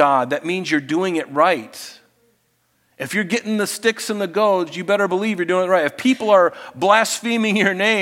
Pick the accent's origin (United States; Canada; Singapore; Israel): United States; Florida; I grew up in Florida.